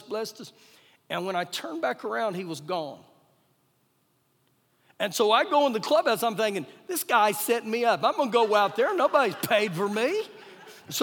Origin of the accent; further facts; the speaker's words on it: Oklahoma, United States; I was born in Oklahoma